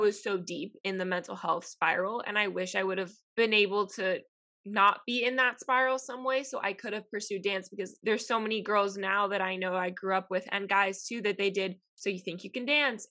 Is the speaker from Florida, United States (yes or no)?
yes; Miami, Florida, United States; moved away as an adult; also born or lived in Tennessee; I grew up in Miami, which is a bigger city, but growing up in being Hispanic in Miami